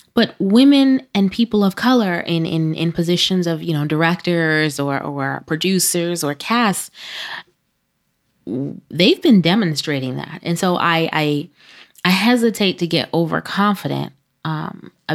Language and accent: English; New York City, New York, United States; I'm from Brooklyn